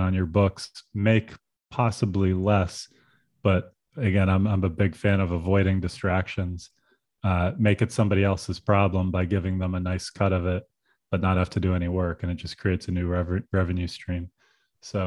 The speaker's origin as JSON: {"language": "English", "region": "Pennsylvania", "country": "United States", "tie": "born or raised there", "said": "I grew up in Pennsylvania"}